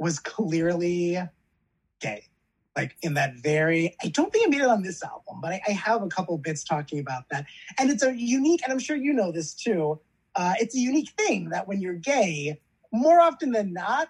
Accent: Long Island, New York, United States; moved away as an adult; also born or lived in Yonkers, New York; now in Los Angeles, United States; I grew up on Long Island

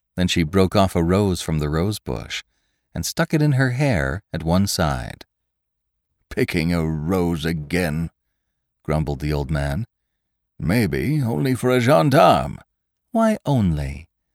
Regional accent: the West, United States; I'm from the West myself

